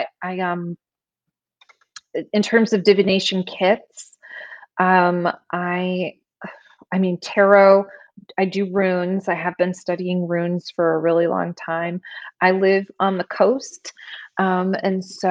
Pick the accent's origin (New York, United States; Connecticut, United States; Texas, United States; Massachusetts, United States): Connecticut, United States; Glastonbury; I grew up on the Connecticut River, in Glastonbury, Connecticut